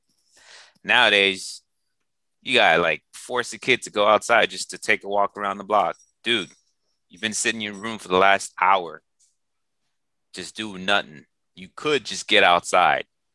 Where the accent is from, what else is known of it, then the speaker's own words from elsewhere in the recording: East Coast, United States; moved away as an adult; also born or lived in Boston / New York; now in Los Angeles, United States; growing up in the East Coast